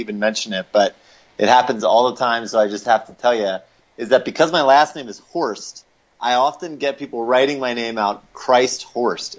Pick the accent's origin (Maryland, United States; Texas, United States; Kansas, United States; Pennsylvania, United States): Pennsylvania, United States; Lancaster; moved away as an adult; now in Denver, United States; I grew up in Lancaster, Pennsylvania, so an Amish country, and moved out here to get married to my wife, Allie, in 2008, and have been in Denver since then